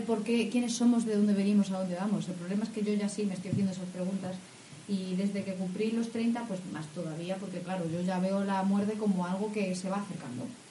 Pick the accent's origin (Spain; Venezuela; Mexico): Spain; Castilla-La Mancha; de mi tierra, o sea, es, es manchega esa, expresión